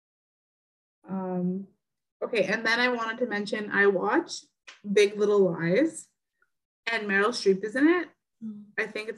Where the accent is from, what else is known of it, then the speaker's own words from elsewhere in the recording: Northern Ontario, Canada; now in Southern Ontario, Canada; we live in Southern Ontario and we're from the North.